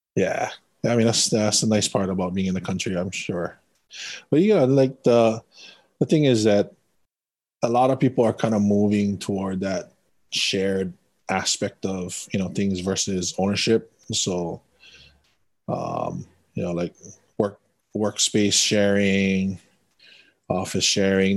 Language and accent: English; Windward Side, Oahu, Hawaii, United States; also born or lived in Kauai; Windward Side, Oahu. Family comes from Kauai.